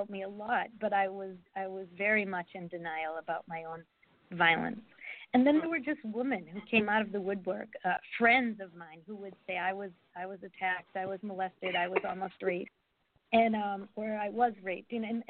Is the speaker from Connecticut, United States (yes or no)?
no; Massachusetts, United States; now in Georgia, United States; I'm from Massachusetts in a small town, and there was not much diversity